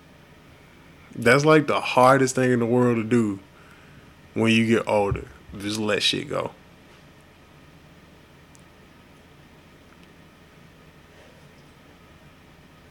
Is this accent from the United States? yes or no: yes; Houston, Texas, United States; growing up in North Houston